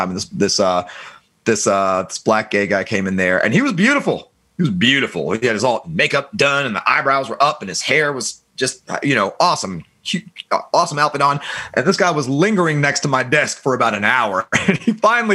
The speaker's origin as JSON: {"language": "English", "country": "Germany", "tie": "born or raised there", "said": "I was born in West Germany during the Cold War"}